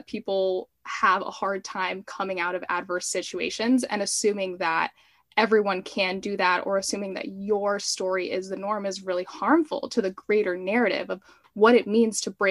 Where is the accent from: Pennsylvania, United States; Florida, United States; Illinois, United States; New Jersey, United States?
Florida, United States; Miami; I am Cuban American, and my mom immigrated when she was a child with her family. And I'm from Miami